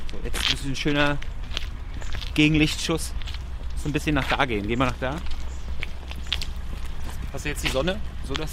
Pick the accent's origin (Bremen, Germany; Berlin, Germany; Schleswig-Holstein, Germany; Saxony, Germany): Berlin, Germany; bin ja Berliner, das ist mein Heimatöffi quasi.